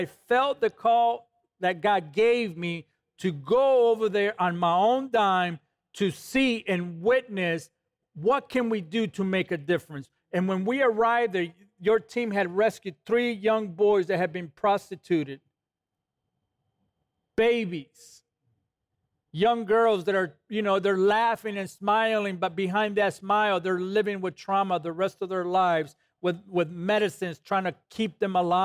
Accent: Los Angeles, California, United States; when I was growing up in East LA, California

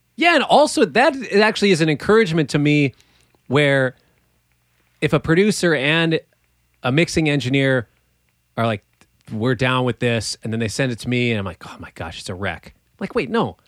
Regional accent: Minneapolis, Minnesota, United States; growing up in Minneapolis

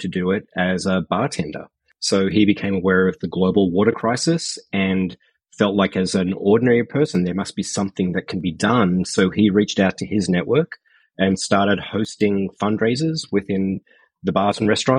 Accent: Brisbane, Queensland, Australia; moved away as an adult; I grew up in Brisbane in Queensland, Australia.

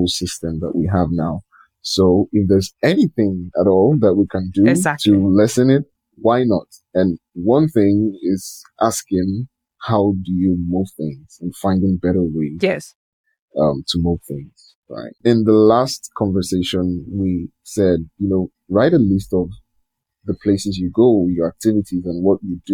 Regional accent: Lagos, Nigeria; I'm from Nigeria.

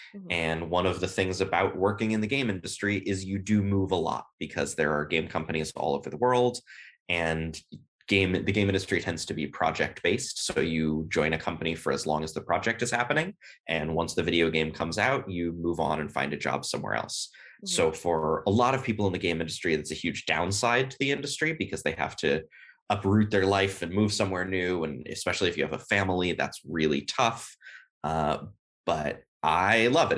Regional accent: Berkeley, California, United States; first language English; moved away as an adult; also born or lived in Beijing, China; now in Sweden; I'm originally, as I said, from Berkeley, California

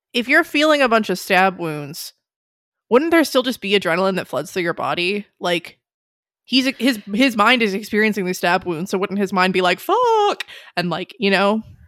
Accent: United States; I'm American

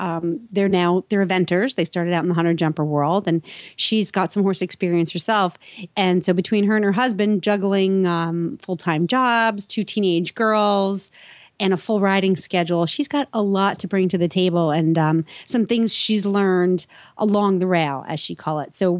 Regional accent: New England, United States; I'm from New England

